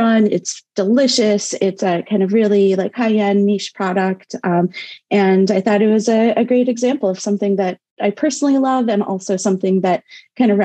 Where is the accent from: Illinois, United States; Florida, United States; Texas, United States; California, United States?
Illinois, United States; Chicago; moved away as an adult; also born or lived in Ithaca, New York / Madison, Wisconsin; I grew up in Chicago, and this is, where I've now returned